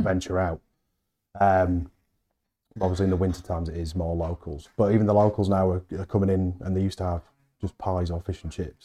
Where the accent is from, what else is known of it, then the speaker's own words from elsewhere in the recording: Halifax, Yorkshire and the Humber, United Kingdom; I'm from Halifax